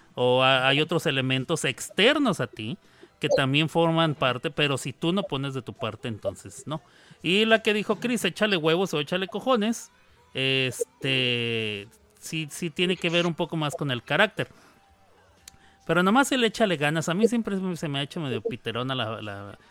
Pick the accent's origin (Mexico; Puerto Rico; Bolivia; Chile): Mexico; El voceo es equivale a lo que para mí como mexicano es tú